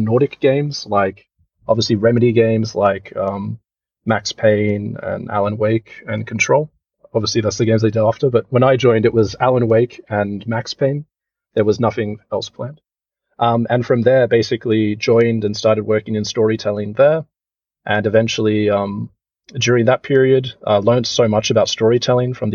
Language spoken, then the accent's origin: English; Sydney, New South Wales, Australia; moved away as an adult; now in Helsinki, Finland; I'm actually from Sydney, Australia originally. So, yeah, grew up in Australia